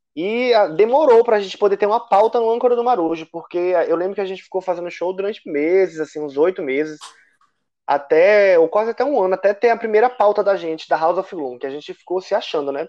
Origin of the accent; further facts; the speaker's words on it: Salvador, Bahia, Brazil; moved away; lá em Salvador, né, de onde eu sou, mas não estou agora